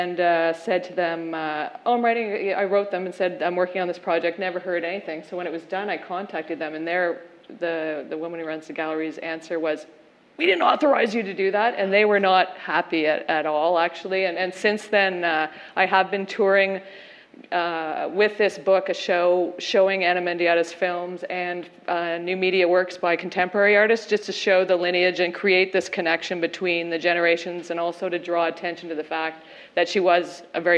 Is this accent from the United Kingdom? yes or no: yes; England, United Kingdom; I'm English